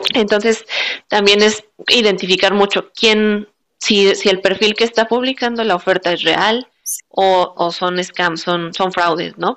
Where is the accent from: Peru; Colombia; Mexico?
Mexico; moved away as an adult; now in Adelaide, Australia; como somos mexicanos